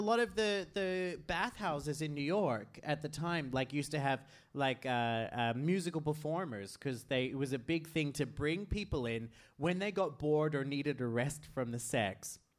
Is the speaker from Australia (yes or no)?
yes; Australia; I am an Australian.